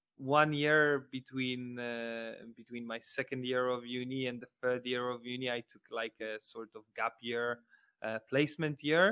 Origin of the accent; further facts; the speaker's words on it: Poland; English is a second language; moved away as an adult; now in United Kingdom; I'm from Poland, and actually not from a big city like Warsaw or Gdańsk, Poznań, or Krakow. I'm from rather, you know, small city like 100,000 inhabitants.